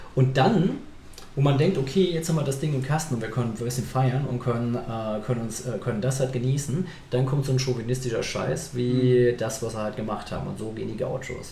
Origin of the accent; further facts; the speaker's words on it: Saarland, Germany; Ich komme aus dem Saarland